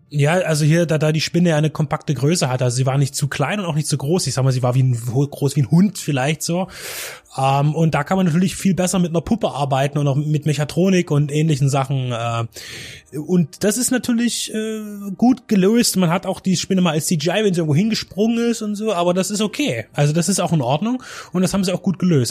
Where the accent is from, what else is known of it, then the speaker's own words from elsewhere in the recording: Czechia; now in Germany; meine, meine alte Heimat, die Tschechische Republik